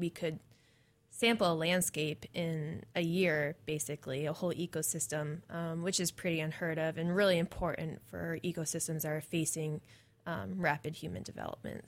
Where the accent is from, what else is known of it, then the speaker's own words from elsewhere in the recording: New England, United States; moved away as an adult; also born or lived in Maine / Michigan / New Hampshire; now in Corvallis, United States; I'm from New England, I'm from a lot of nature